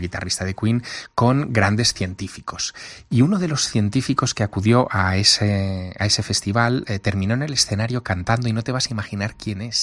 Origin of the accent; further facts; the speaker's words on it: Teruel, Aragon, Spain; moved away; vivir en una ciudad pequeña. Yo soy de Teruel